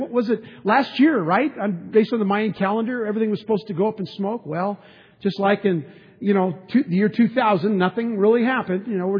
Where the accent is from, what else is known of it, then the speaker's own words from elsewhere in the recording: San Diego, California, United States; And we grew up in San Diego.